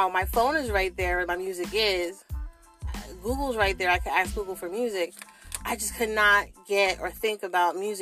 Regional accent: New Jersey, United States; I'm from South Jersey

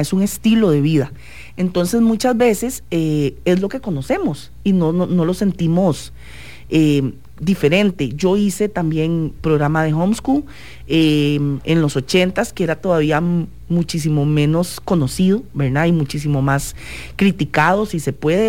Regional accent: Costa Rica; nosotros como ticos

